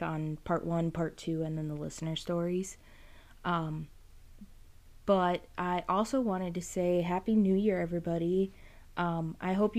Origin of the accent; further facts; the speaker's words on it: New Jersey, United States; moved away as an adult; I'm originally from New Jersey. I moved here in 2017.